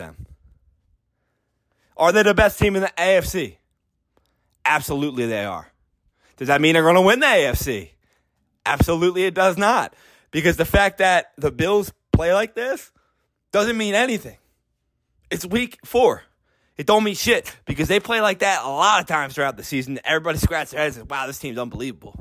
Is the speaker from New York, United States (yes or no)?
no; Philadelphia, Pennsylvania, United States; I'm from Philadelphia.